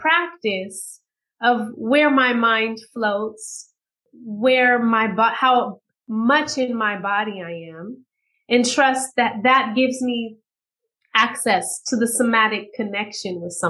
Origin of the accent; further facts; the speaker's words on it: Bay Area, California, United States; I grew up in the Bay Area in California